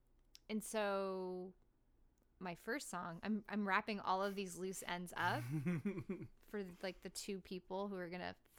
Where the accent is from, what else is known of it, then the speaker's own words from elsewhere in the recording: Del Mar, California, United States; moved away; I didn't grow up in Los Angeles. I grew up in San Diego in a suburb called Del Mar.